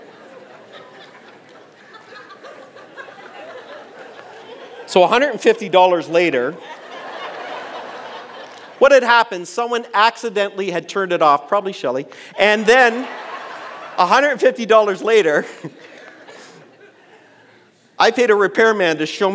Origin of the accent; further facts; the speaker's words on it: East Coast of Canada, Atlantic Canada, Canada; I grew up on the East Coast of Canada in a church that was really focused on the holiness